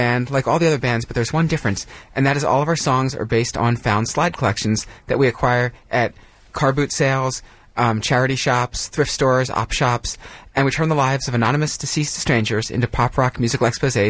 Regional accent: United States; We're from America, folks

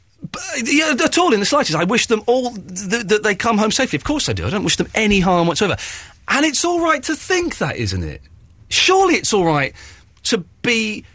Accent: England, United Kingdom; you said that I wasn't allowed to say whether you had a Scottish accent or not because I'm English.

